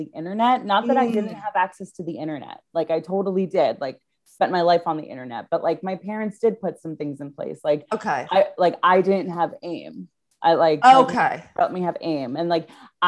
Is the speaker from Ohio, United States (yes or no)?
no; central New Jersey, United States; I'm from New Jersey, born and raised in Jersey, central Jersey.